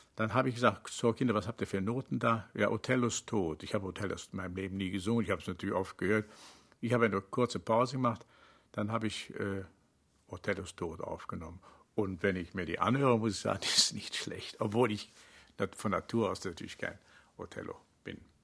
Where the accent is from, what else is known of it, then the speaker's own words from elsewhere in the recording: Rhineland, Germany; wie im Rheinland äh, aufgewachsen